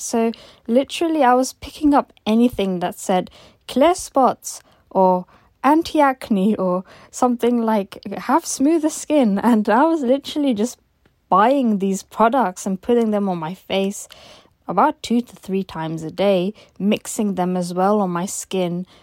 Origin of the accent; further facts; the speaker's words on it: London, United Kingdom; I'm 26 years old and I'm from London.